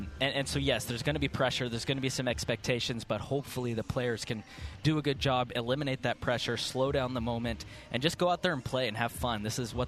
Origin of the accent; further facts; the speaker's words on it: Houston, Texas, United States; moved away; growing up in Houston